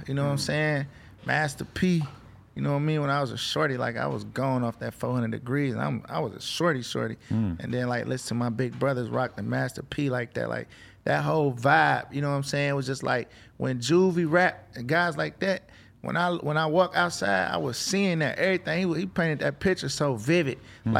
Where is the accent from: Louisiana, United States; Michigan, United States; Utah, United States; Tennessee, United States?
Michigan, United States; Detroit; also born or lived in Minneapolis, Minnesota; I was born in Minneapolis, Minnesota. I moved to Detroit when I was 5.